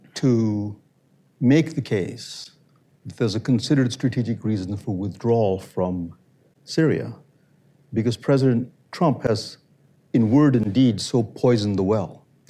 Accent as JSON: {"language": "English", "region": "New York", "country": "United States", "said": "I come from New York"}